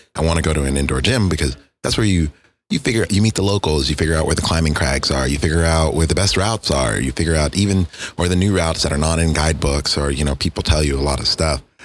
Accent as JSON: {"language": "English", "region": "Texas", "country": "United States", "said": "me being a Texan"}